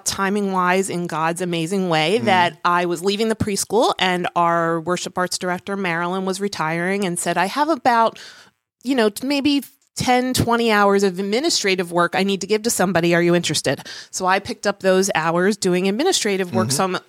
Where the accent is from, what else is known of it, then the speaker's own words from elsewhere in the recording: Cherry Hill, New Jersey, United States; I grew up in Cherry Hill.